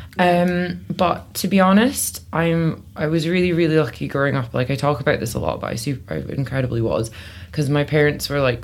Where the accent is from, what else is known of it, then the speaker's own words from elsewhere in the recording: Benderloch, Scotland, United Kingdom; now in London, United Kingdom; I grew up in the Highlands of Scotland, so I'm specifically from a little village called Benderloch